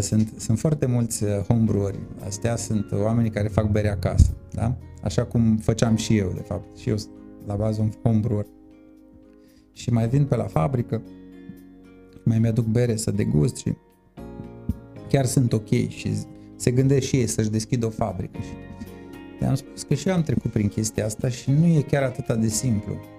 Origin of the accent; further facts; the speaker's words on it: Târgu Mureș, Mureș County, Romania; ești mândru să spui, uite, sunt din Târgu Mureș